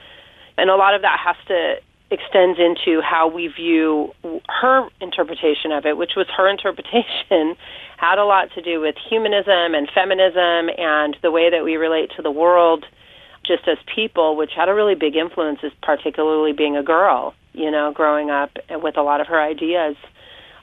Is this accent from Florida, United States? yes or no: no; Orange County, Southern California, United States; now in Pawling, United States; I grew up in Southern California, Orange County, and most of my lifetime I lived in my grandparents' home